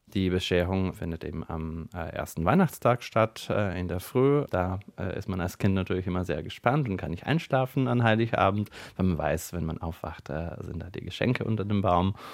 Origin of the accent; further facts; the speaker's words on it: Bulgaria; moved away as an adult; now in Germany; Ich komme ursprünglich aus Bulgarien und wohne seit äh, inzwischen neun Jahren hier in Deutschland